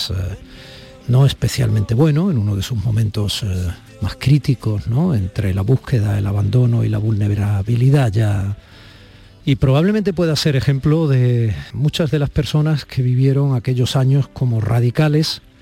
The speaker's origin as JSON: {"language": "Spanish", "region": "Andalusia", "country": "Spain", "said": "yo estuve personalmente muchos años trabajando allí como periodista andaluz, como la novena capital de nuestra tierra"}